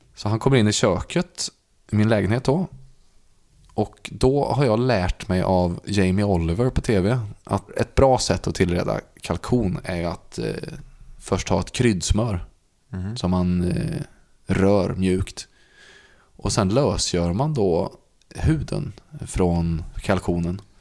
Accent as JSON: {"language": "Swedish", "region": "Värmland", "country": "Sweden", "tie": "born or raised there", "said": "där vi växte upp i Värmland"}